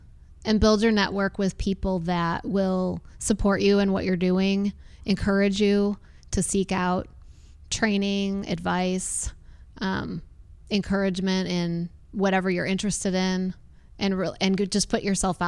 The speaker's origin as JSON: {"language": "English", "town": "Chicago", "region": "Illinois", "country": "United States", "tie": "born or raised there", "also_born_or_lived": "Ohio / Michigan", "said": "Growing up in Chicago, I mean, I was born in Ohio and my parents lived in Michigan for a little while and they came to the Chicago area when I was 4."}